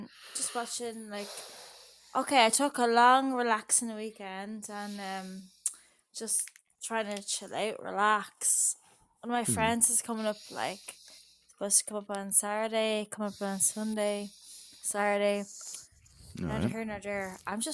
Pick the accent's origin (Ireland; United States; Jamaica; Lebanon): Ireland; I'm from Ireland.